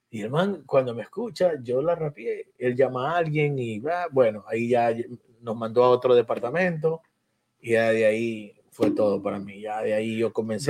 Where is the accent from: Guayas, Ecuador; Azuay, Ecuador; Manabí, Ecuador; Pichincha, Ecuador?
Guayas, Ecuador; Guayaquil; now in New York, United States; yo salí de Mapasingue de muy niño y, y fui a Sauces